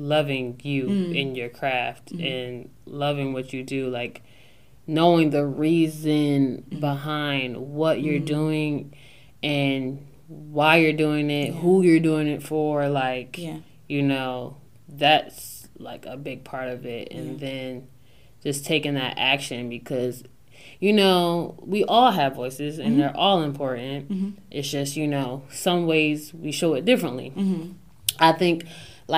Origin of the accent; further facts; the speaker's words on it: Newark, Delaware, United States; I'm this girl from Newark, Delaware